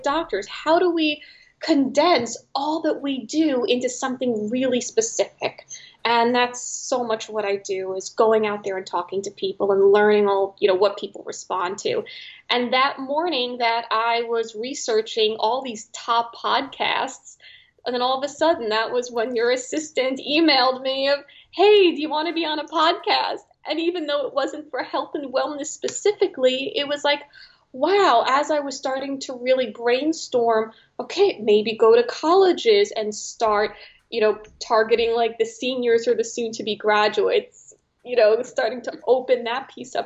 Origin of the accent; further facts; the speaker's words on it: New York City, New York, United States; I am from New York City, so at least I was going back home